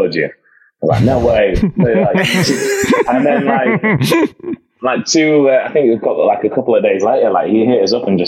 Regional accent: Sheffield, Yorkshire and the Humber, United Kingdom; growing up in Sheffield, we used to have a lot of good shows coming through

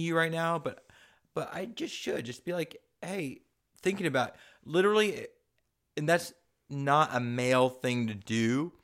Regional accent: San Diego, California, United States; I grew up in San Diego

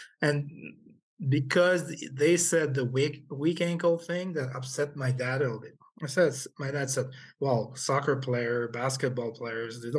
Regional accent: Quebec City, Quebec, Canada; also born or lived in Port-au-Prince, Haiti; I was born in Haiti, and I grew up in Quebec City.

